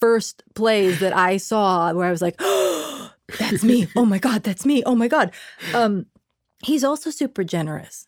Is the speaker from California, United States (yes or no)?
yes; Bay Area, California, United States; first language Spanish; English is a second language; growing up in the Bay Area